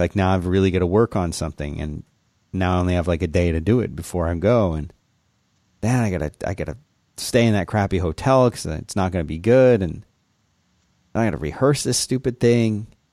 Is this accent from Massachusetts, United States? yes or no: no; Florida, United States; I lived in a city there, and then we had lots of, see, we had lots of canals. in Florida